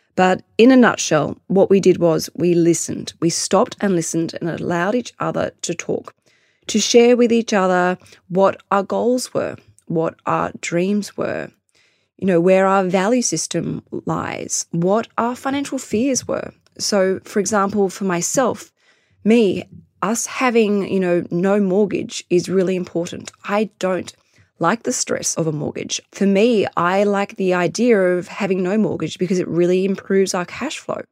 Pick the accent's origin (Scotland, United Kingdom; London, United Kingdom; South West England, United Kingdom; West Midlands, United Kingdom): London, United Kingdom; now in Australia; I was born in London